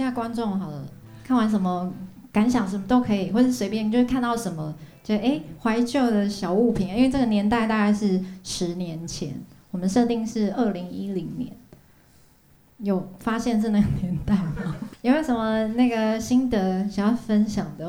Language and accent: Chinese; Hualien, Hualien County, Taiwan; moved away; 在花莲，因为我是花莲人